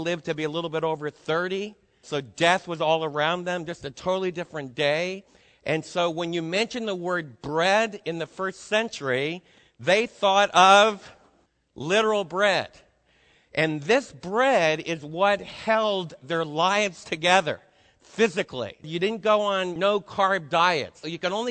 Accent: New York City, New York, United States; moved away; also born or lived in Adirondacks, New York; I was raised in New York City

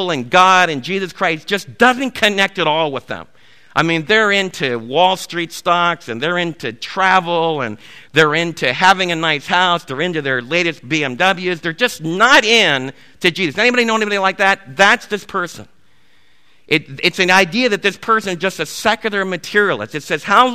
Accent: East Coast, United States; I was raised in the East Coast

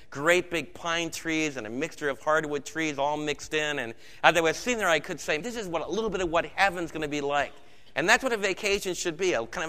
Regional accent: United States; for us as Americans

